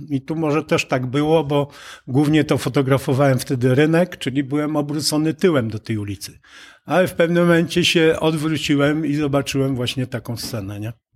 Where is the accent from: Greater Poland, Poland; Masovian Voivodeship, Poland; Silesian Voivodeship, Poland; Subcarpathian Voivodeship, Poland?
Subcarpathian Voivodeship, Poland; Przemyśl; now in Bochnia, Poland; Przemyśl, które jest rodzinnym moim miastem